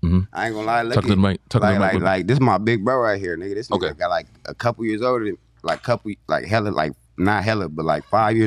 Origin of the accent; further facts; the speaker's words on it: San Diego, California, United States; I'm from Skyline, California, you know, but shit, I pretty much grew up, like, down there, everywhere in the Southeast, for real.